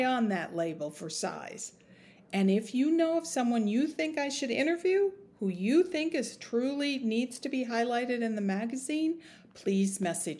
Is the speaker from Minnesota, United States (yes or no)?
yes; Minnesota, United States; I grew up in Minnesota